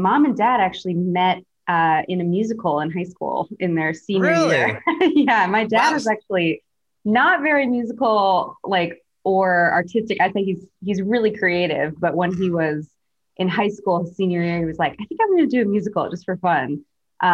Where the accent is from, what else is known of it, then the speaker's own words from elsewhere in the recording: Milwaukee, Wisconsin, United States; moved away as an adult; also born or lived in New York; now in Los Angeles, United States; born and raised in Milwaukee, Wisconsin.